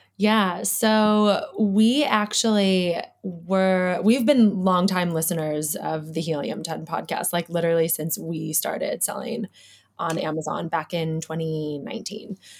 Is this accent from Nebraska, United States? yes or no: no; Chicago, Illinois, United States; moved away as an adult; now in Perth, Australia; I'm born and raised in Chicago